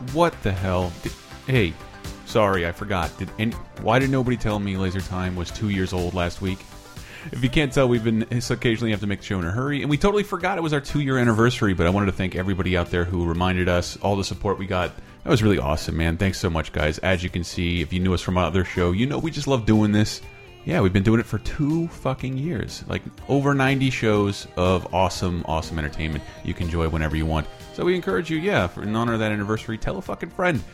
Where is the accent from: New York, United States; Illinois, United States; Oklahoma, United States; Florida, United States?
Florida, United States; Tallahassee; now in San Francisco, United States; I fly back home to Tallahassee for Christmas